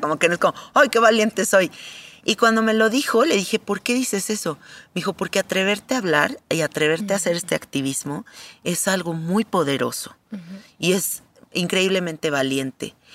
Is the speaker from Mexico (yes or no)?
yes; Mexico; soy mexicana